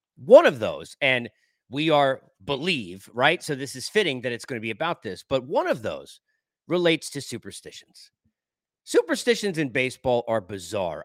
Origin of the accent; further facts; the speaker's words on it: New York, United States; moved away; I grew up in New York